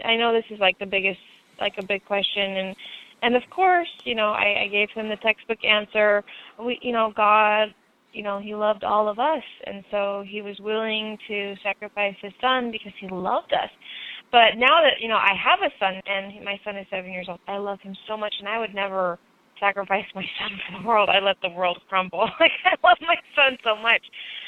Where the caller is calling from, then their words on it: Moscow, Idaho, United States; I'm calling out from Moscow, Idaho.